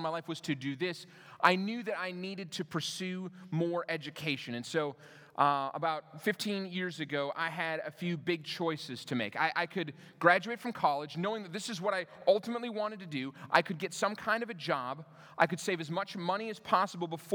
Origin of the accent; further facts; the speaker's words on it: Minnesota, United States; moved away as an adult; also born or lived in Denver; I moved to Denver from where I grew up in Minnesota